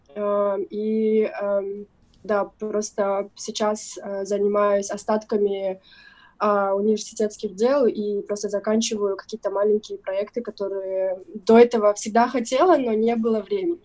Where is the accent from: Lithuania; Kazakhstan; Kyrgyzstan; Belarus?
Kyrgyzstan; southern Kyrgyzstan; я из юга Кыргызстана выросла, родилась и выросла там, отучилась